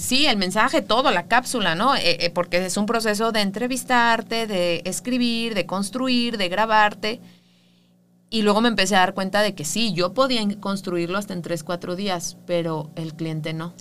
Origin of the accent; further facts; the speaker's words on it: Mexico; los mexicanos somos así